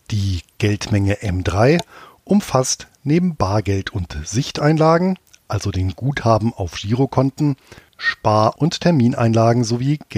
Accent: Bonn, North Rhine-Westphalia, Germany; Mit Ludwig van Beethoven begeht der wohl berühmteste Sohn meiner alten Heimatstadt in diesem Jahr seinen 250. Geburtstag. Als der Wegbereiter der Romantik in Bonn geboren wurde

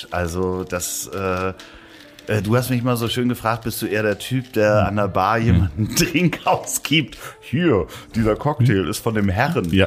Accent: Hamburg, Germany; das war spannenderweise in meiner Heimatstadt in Hamburg hat das so gar nicht richtig funktioniert.

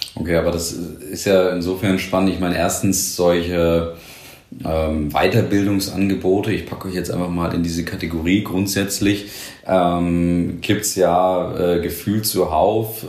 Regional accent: Nuremberg, Bavaria, Germany; als Nürnberger

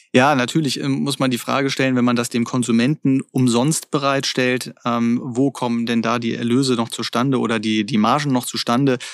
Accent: Germany

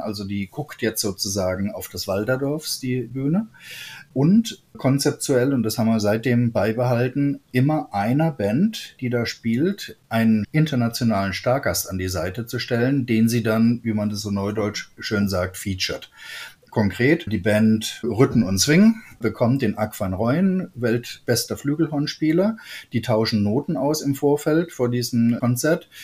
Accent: Trier, Rhineland-Palatinate, Germany; bei uns in Trier, das ist ja nicht der Nabel der Jazzwelt

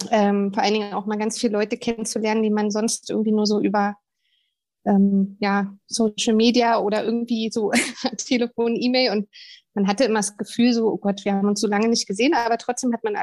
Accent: Berlin, Germany; Da sind wir Berliner ja schon wieder völlig äh, am Werkeln

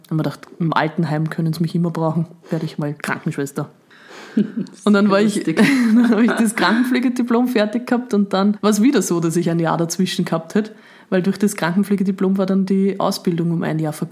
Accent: Upper Austria, Austria; now in Vienna, Austria; ich bin ja dann von Oberösterreich nach Wien gezogen quasi

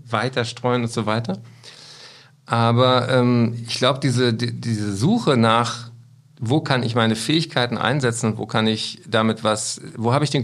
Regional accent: Berlin, Germany; Und dann bin ich in Berlin am 6. und 7. Dezember. Da spiele ich in meiner Heimatstadt im Tempodrom.

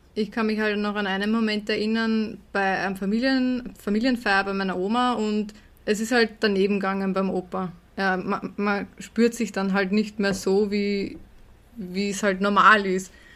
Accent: Herzogenburg, Lower Austria, Austria; bei uns in Herzogenburg

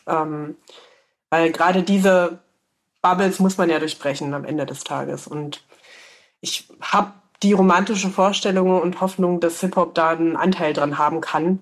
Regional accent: Saxony-Anhalt, Germany; now in Leipzig, Germany; ich ähm, komme ja gebürtig aus Sachsen-Anhalt, ich wohne in Leipzig

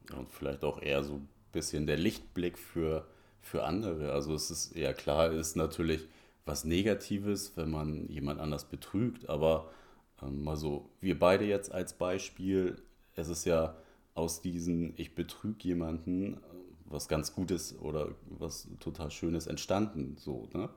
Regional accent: Hamburg, Germany; ich bin so am Rand von Hamburg aufgewachsen, in Bergedorf

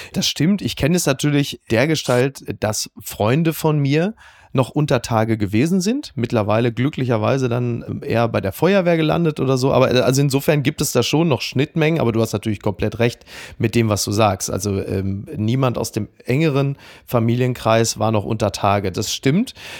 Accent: Castrop-Rauxel, North Rhine-Westphalia, Germany; ich komme ja nun selber aus Kassel-Brauxel

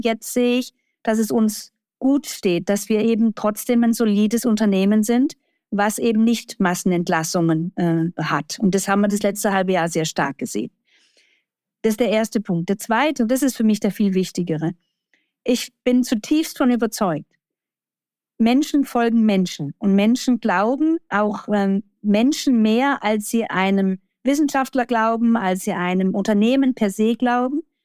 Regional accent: Baden-Württemberg, Germany; Jetzt komme ich noch halber aus dem Baden-Württembergischen

